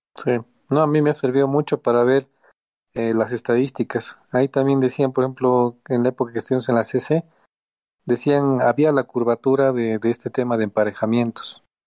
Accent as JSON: {"language": "Spanish", "country": "Bolivia", "said": "somos bolivianos"}